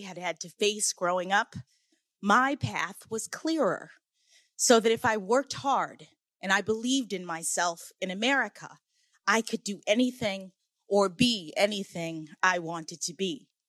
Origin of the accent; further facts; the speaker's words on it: Washington, District of Columbia, United States; When I was born here in Washington, my parents were public school teachers.